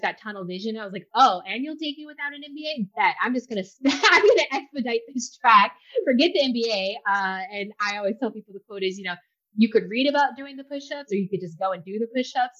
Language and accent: English; Ferguson, Missouri, United States; I grew up in Ferguson, like first gen, parents never went to college.